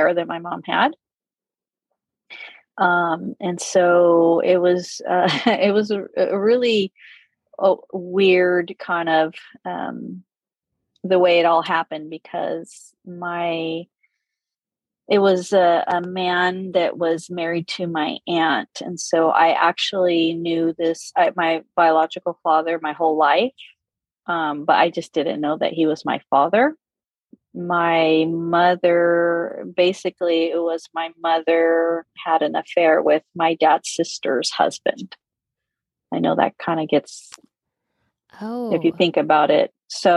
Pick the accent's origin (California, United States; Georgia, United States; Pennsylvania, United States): California, United States; I grew up in California, and I'm Hispanic